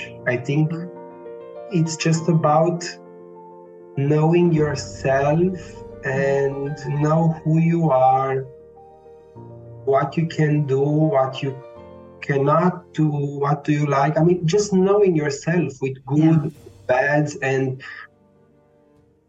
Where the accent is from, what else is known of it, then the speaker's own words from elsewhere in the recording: Romania; moved away as an adult; also born or lived in Bucharest; now in Vienna, Austria; I was born in Romania. I'm Romanian. I was born and raised there. I moved to Vienna 8 years ago after I completed my bachelor studies in Bucharest